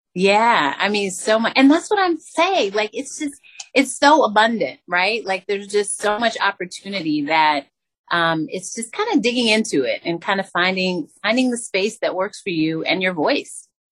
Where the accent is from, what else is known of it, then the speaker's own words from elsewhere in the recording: Albuquerque, New Mexico, United States; I'm from Albuquerque, New Mexico